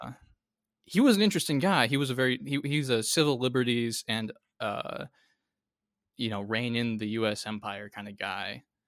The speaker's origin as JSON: {"language": "English", "country": "United States", "said": "as an American"}